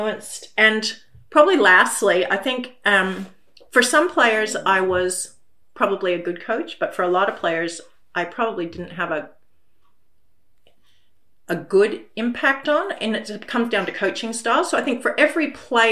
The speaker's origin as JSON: {"language": "English", "country": "United States", "moved": "yes", "lives_now": "Australia", "said": "I come from America"}